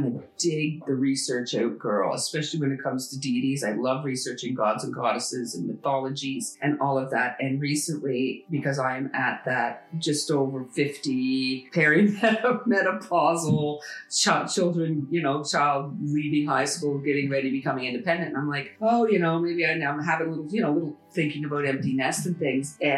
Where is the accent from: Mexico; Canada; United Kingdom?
Canada; I'm a Canadian. My family came here, you know, a long time ago.